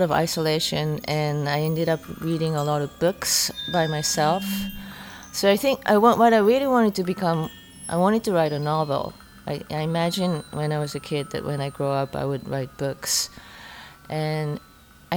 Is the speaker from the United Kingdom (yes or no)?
no; Japan; also born or lived in Germany / Denmark; I was born in Japan. When I was 2.5 years old, my family moved to Germany, and I spent a few years in Germany and 1 year in Denmark before I went back to Japan at 6 years old